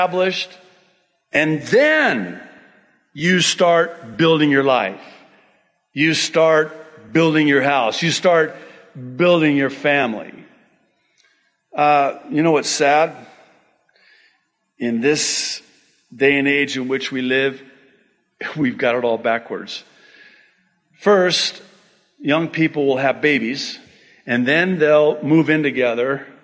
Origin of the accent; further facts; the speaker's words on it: United States; I'm very American